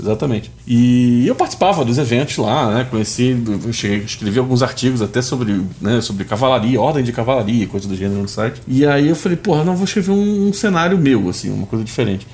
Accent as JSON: {"language": "Portuguese", "region": "Rio de Janeiro", "country": "Brazil", "tie": "born or raised there", "said": "aquele Rio de Janeiro antigo onde eu cresci"}